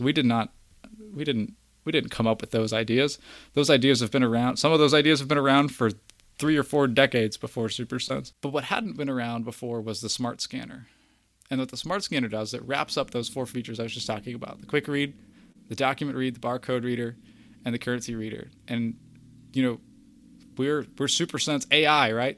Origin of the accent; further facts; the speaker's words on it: Kentucky, United States; I'm from Kentucky